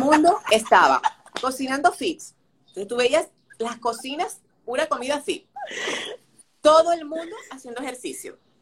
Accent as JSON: {"language": "Spanish", "country": "Venezuela", "moved": "as an adult", "lives_now": "Dominican Republic", "said": "desde que me mudé a República Dominicana, y soy venezolana"}